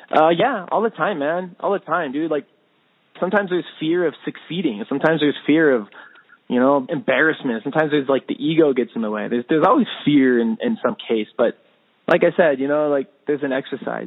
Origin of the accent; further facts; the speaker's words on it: United States; I'm American through and through